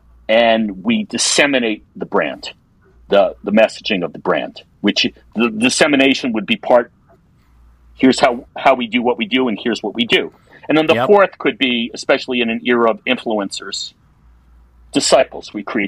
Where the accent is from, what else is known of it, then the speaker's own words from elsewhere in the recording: East Coast, United States; I'm from the East Coast, so we go more to the Caribbean than Mexico and even Costa Rica.